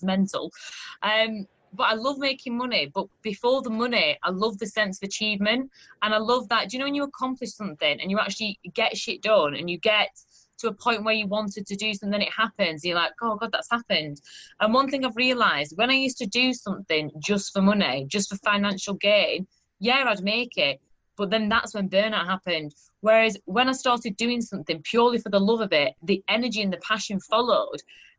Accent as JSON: {"language": "English", "town": "Burnley", "region": "North West England", "country": "United Kingdom", "tie": "born or raised there", "lives_now": "Sheffield, United Kingdom", "said": "At Burnley."}